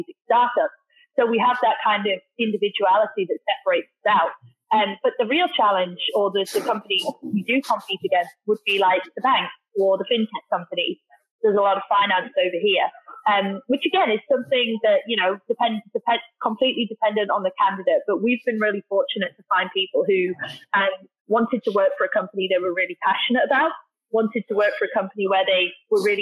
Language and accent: English; Darlington, North East England, United Kingdom; moved away as an adult; also born or lived in Australia; now in Singapore; I'm from the UK originally, a place called Darlington, so up near Newcastle.